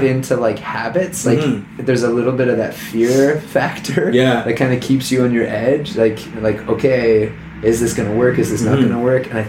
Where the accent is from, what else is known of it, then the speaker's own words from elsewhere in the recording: Stouffville, Ontario, Canada; I grew up in Stouffville, Ontario